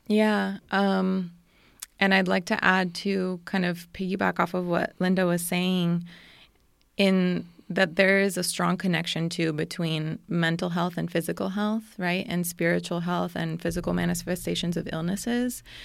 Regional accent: Costa Rica; I was born and raised in Monterrey de Costa Rica, which is a small town on the top of a mountain in, in Costa Rica.

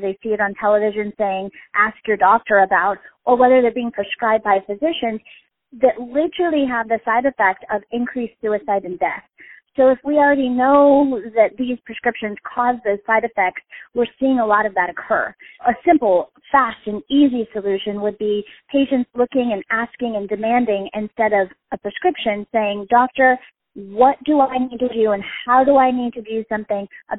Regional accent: Colorado, United States; I am originally from Colorado

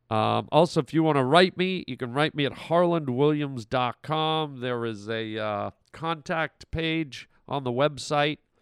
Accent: Canada; moved away; also born or lived in United States; I was born in Canada

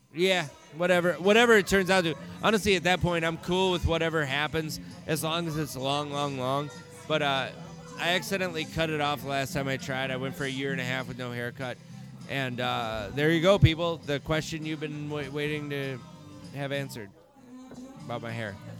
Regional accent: Stillwater, Minnesota, United States; also born or lived in Stockton, California; I was not born here

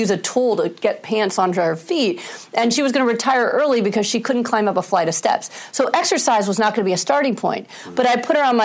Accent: New York, United States; I'm a New Yorker.

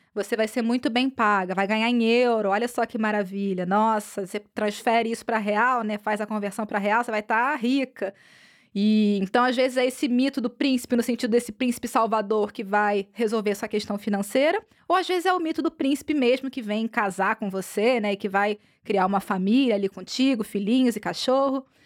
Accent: Brazil; now in Europe; enquanto brasileiras

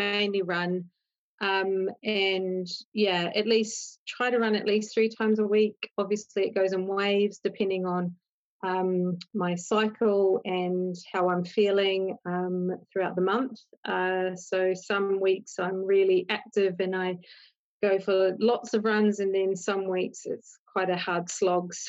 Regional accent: New Zealand; moved away as an adult; now in London, United Kingdom; I'm from New Zealand originally. I lived in the UK for about 15, 16 years. I live with my husband in London

